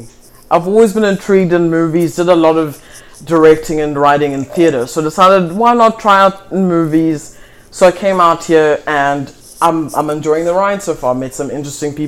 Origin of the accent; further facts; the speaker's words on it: South Africa; moved away as an adult; now in Los Angeles, United States; Born and raised in South Africa, maybe Azania